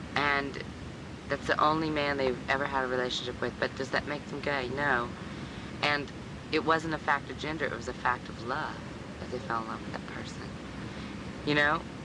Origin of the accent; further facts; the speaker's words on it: Midwest, United States; now in New York, United States; I'm from the Midwest